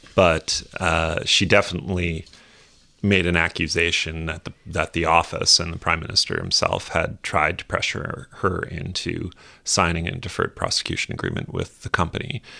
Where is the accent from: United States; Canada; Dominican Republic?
Canada; as a Canadian, a Canadian citizen, a private Canadian citizen these days